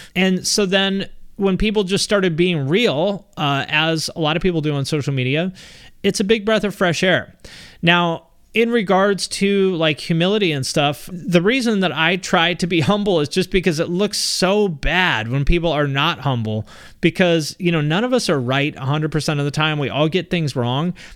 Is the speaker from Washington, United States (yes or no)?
yes; Seattle, Washington, United States; also born or lived in Cleveland; I grew up in the Seattle area